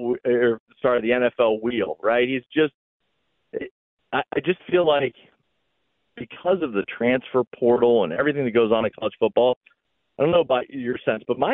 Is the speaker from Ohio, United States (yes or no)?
yes; Northeast Ohio, United States; moved away; I grew up in Northeast Ohio, so I grew up surrounded by Buckeyes fans.